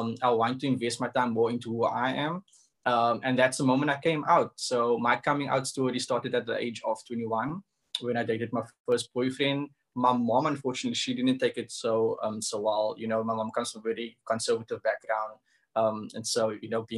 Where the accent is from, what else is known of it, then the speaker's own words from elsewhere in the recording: Cape Town, Western Cape, South Africa; I come from the hood. I come from Cavda, which is in Retreat